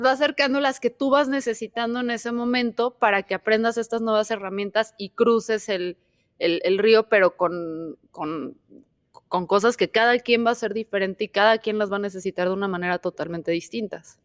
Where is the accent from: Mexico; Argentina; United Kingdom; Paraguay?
Mexico; como mala mexicana